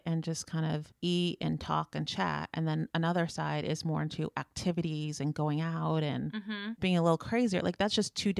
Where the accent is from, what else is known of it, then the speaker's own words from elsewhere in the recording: West Coast, United States; moved away; I'm originally from the West Coast